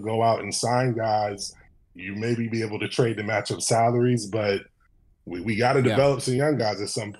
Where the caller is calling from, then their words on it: Michigan, United States; from Michigan.